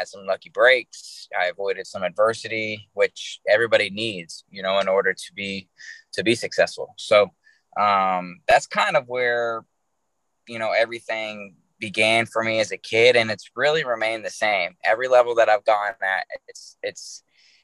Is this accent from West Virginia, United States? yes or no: yes; Charleston, West Virginia, United States; moved away; I wouldn't be who I am without West Virginia. I truly believe that, man. I can't imagine growing up anywhere else that I grew up. Obviously, I don't live there anymore